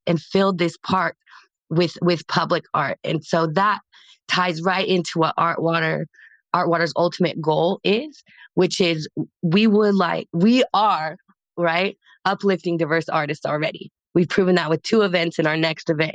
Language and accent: English; Casper, Wyoming, United States; moved away as an adult; also born or lived in Oregon; now in Los Angeles, United States; I grew up in Casper, Wyoming